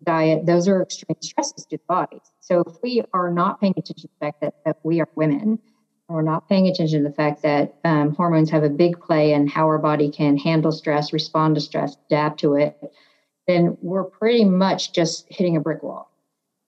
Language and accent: English; San Francisco, California, United States; growing up in San Francisco